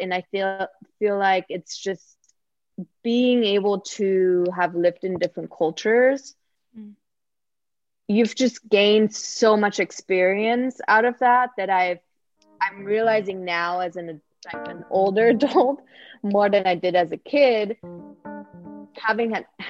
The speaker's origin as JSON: {"language": "English", "country": "Sweden", "second_language": "English", "said": "So I didn't make any friends besides one person I met that was also from Sweden."}